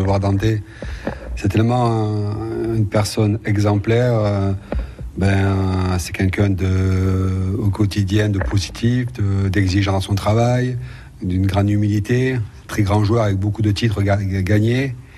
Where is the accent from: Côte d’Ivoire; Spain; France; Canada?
France; Nice, Provence-Alpes-Côte d'Azur; Je suis né à Nice, j'étais formé à Nice, j'étais professionnel à Nice